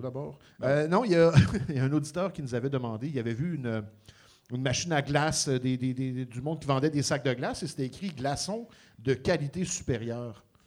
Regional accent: Montreal, Quebec, Canada; chez nous à Montréal

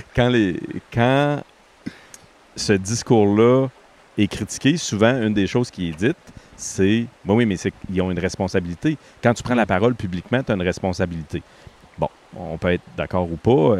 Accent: Quebec, Canada; moved away as an adult; en tant que Québécois, avant de sortir du Québec, j'avais zéro conscience

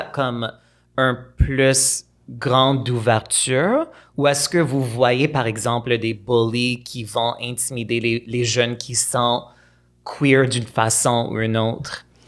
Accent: Montreal, Quebec, Canada; À Pierrefonds. Euh, c'est un banlieue de Montréal euh, assez anglophone

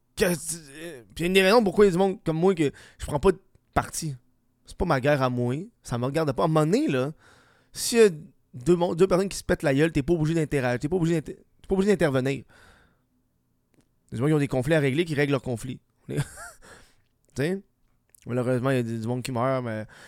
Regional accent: Canada; des pays comme le nôtre

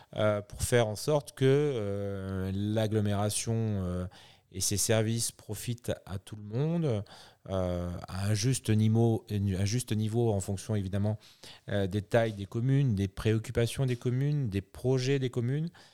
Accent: France; ici chez nous en France

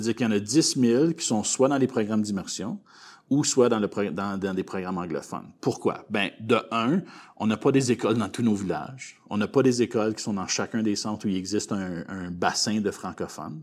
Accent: Gravelbourg, Saskatchewan, Canada; also born or lived in Calgary, Alberta; je suis un petit gars de l'Ouest. Hein? Donc, euh, moi, je suis né à Calgary mais euh, j'ai été euh, déjà, depuis un très jeune âge, je, suis arrivé à Gravelbourg ici en Saskatchewan

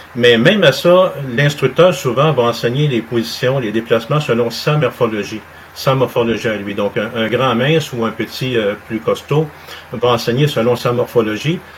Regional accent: Montreal, Quebec, Canada; also born or lived in Saint-Jérôme; je suis né à Saint-Jérôme, mais j'ai grandi à Montréal, sur le plateau Mont-Royal.

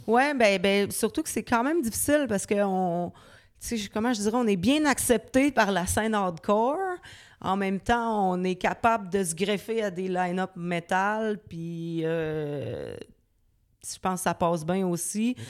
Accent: Quebec City, Quebec, Canada; J'ai grandi à Loretteville, mhm. qui est une banlieue de Québec, évidemment

